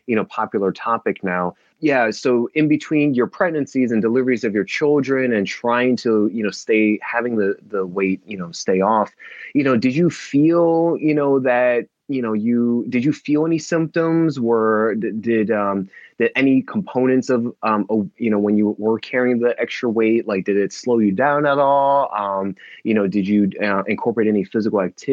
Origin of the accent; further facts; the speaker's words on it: New Jersey, United States; now in Los Angeles, United States; I'm calling from LA, but I'm originally from New Jersey